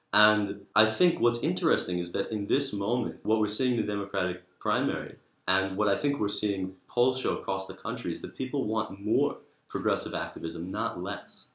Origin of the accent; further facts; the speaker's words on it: New York, United States; moved away as an adult; now in Oxford, United Kingdom; from New York